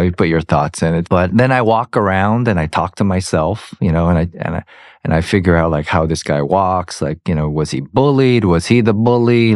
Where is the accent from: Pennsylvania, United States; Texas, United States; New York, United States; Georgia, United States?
Georgia, United States; I'm from Georgia